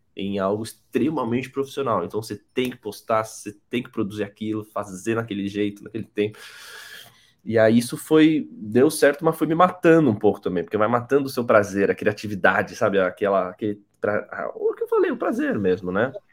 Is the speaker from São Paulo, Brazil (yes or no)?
yes; São Paulo, Brazil; eu sou de São Paulo, sou formado em design visual